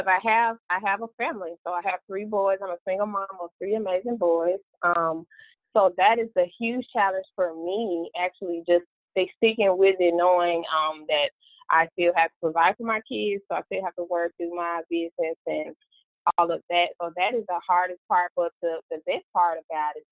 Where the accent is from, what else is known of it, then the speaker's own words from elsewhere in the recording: Memphis, Tennessee, United States; also born or lived in Georgia; now in Atlanta, United States; I was raised in Memphis, Tennessee, born in Georgia, back in Georgia now.